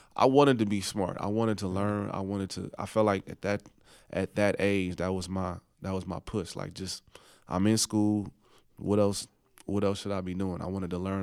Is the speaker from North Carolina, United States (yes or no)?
no; Oakland, California, United States; moved away as an adult; also born or lived in New Orleans; I was from Oakland